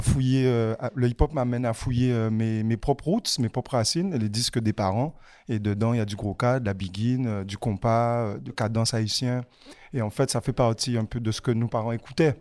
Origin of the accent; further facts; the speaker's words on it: Pointe-à-Pitre, Guadeloupe; j'ai grandi dans Pointe-à-Pitre, dans la ville, et aujourd'hui j'habite à la campagne.